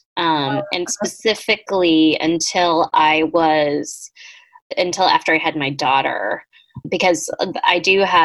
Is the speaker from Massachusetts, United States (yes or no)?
yes; Boston, Massachusetts, United States; I'm from Boston